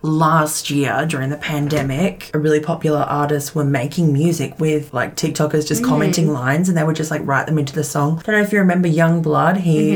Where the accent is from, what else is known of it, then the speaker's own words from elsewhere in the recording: Australia; we're Australian.